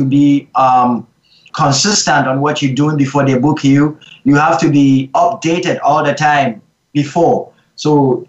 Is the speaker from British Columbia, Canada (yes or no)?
yes; Vancouver, British Columbia, Canada; As I'm growing up in Vancouver, I think Vancouver is a bit laid back